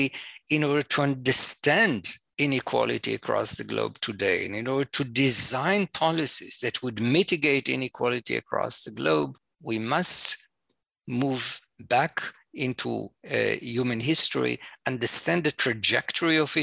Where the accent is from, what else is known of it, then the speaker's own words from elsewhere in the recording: Jerusalem, Jerusalem District, Israel; I'm an Israeli. I was born and raised in Jerusalem